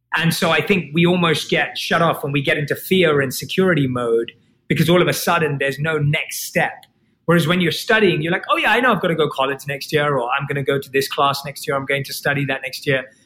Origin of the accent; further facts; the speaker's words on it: London, United Kingdom; I was born and raised in London, and I grew up like any other kid.